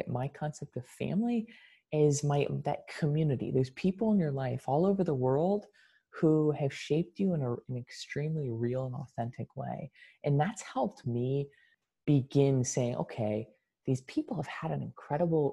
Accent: United States; the United States, the country I was born in, and okay, I would identify as being American

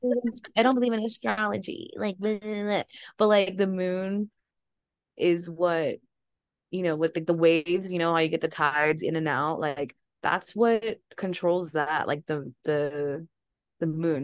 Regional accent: Texas, United States; We're from Texas

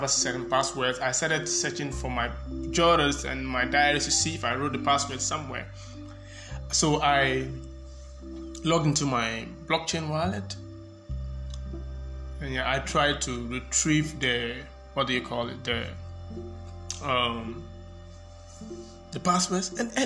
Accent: Accra, Greater Accra, Ghana; I grew up in Accra. I spent most of my life in Ghana

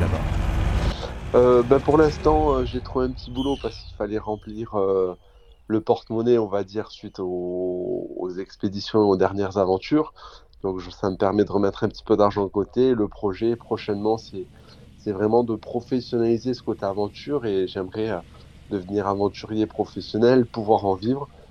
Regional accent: Tarbes, Occitania, France; moved away as an adult; also born or lived in Charente-Maritime / Pyrénées-Atlantiques / Toulouse / Switzerland; now in Norway; d'origine, je suis dans en Charente-Maritime. Après, j'ai grandi à Tarbes les Hautes-Pyrénées

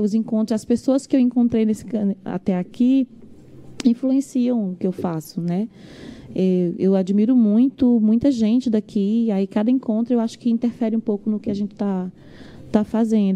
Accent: Imperatriz, Maranhão, Brazil; also born or lived in Coroatá, Maranhão; now in São Luís, Brazil; eu fui sair de lá para Imperatriz com quatro anos de idade

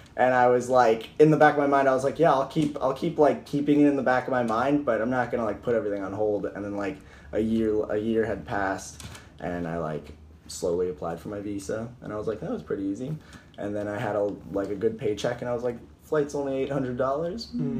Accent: Florida, United States; moved away as an adult; also born or lived in Minnesota; now in Australia; I was raised in Florida

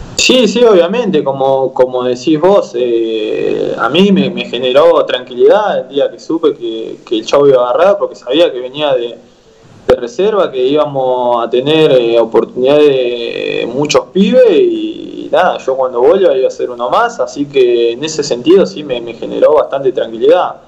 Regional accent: General Madariaga, Buenos Aires Province, Argentina; now in La Plata, Argentina; irme para, para mi pueblo

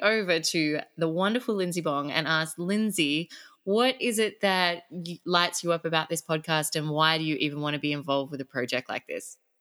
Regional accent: Sydney, New South Wales, Australia; now in Phuket, Thailand; I am an Australian girl. Grew up in Sydney.

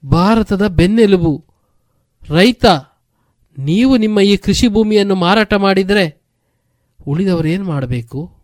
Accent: Puttur, Karnataka, India; also born or lived in Bantwal; ನಾನೊಬ್ಬ ಬಾ ಪುತ್ತೂರಿನವನಂತ

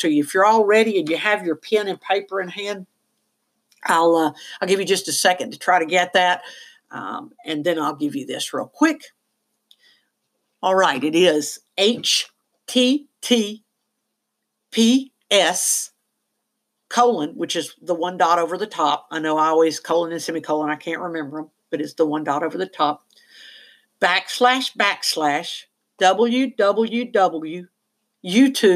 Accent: the South, United States; I am from the South, and no, I don't use the word y'all.

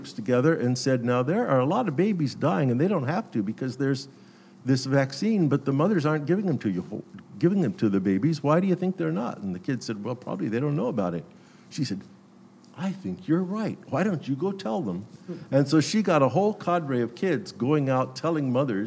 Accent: Glendale, California, United States; I grew up in the Glendale City Church

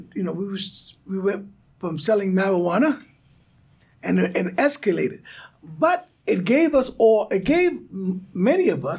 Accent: New York City, New York, United States; I was raised in St. Albans, mm-hmm. Queens.

